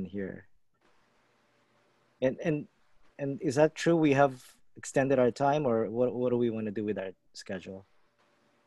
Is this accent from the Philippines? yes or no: yes; Philippines; now in United States; I grew up in the Philippines, so I'm accustomed to that kind of worldview